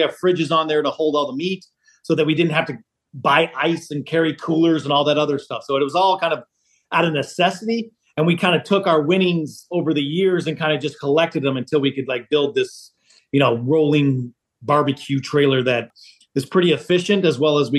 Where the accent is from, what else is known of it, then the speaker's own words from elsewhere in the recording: the South, United States; moved away as an adult; now in Chicago, United States; Well, I mean, obviously, I'm from the South, so college football is the main sport.